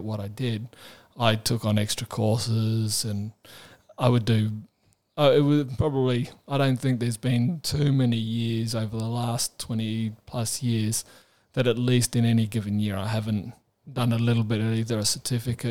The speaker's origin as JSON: {"language": "English", "town": "Adelaide", "region": "South Australia", "country": "Australia", "tie": "born or raised there", "said": "I was growing up in Adelaide"}